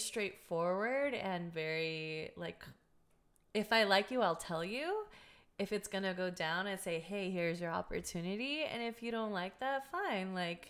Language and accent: English; Culver City, California, United States; also born or lived in Los Angeles / Redondo Beach / Torrance / Manhattan Beach; now in El Segundo, United States; So I grew up in Culver City.